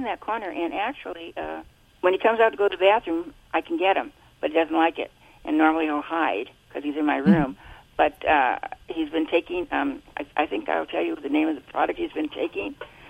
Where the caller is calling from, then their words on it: Buena Park, California, United States; Buena Park, California.